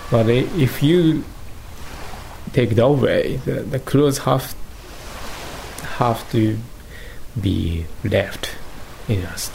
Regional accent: Gunma, Japan; I was born in Gunma

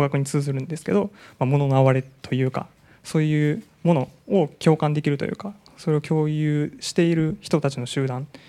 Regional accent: Japan; 僕はもう日本で育ってきたので

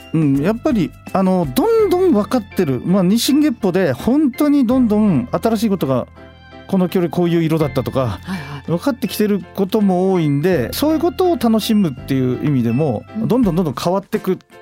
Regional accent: Fukushima, Japan; 私 の地元の福島県

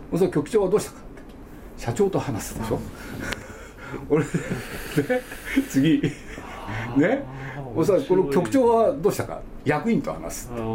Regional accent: Nagoya, Aichi, Japan; 僕は名古屋生まれなんですけど

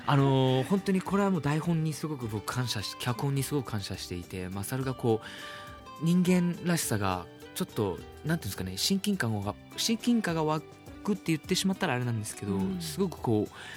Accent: Myanmar; now in Japan; 僕ミャンマー出身なんで

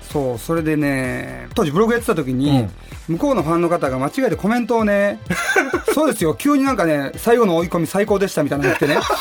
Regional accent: Fukui, Japan; moved away; 僕は地元福井県で原発の町なんで

